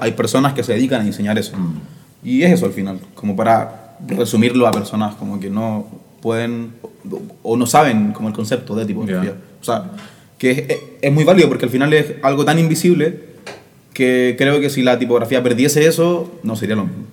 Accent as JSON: {"language": "Spanish", "town": "Santiago", "region": "Santiago Metropolitan Region", "country": "Chile", "tie": "born or raised there", "said": "Yo soy de San Joaquín"}